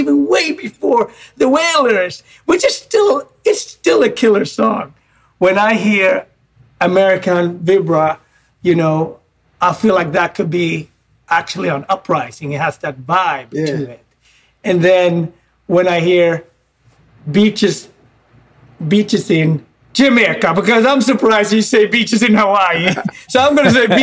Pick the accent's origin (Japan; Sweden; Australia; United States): Sweden; Gothenburg, Västra Götaland; English is a second language; I grew up in Gothenburg